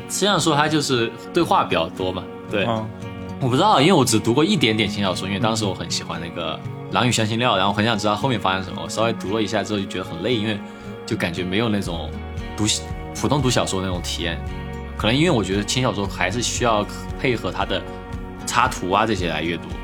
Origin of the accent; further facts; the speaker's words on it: southern China, China; accent: southern Mandarin; now in United States; 不太好的南方普通画家，像语法错误的英文，这就是我的一个语言的组成